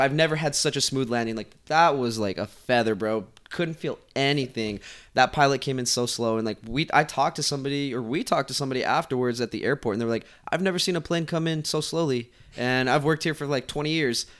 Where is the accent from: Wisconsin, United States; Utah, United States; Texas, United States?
Utah, United States; also born or lived in Guatemala; I am from Utah, so I live in Utah. I was originally born in Guatemala. I moved to Utah when I was two years old, and I've been there ever since.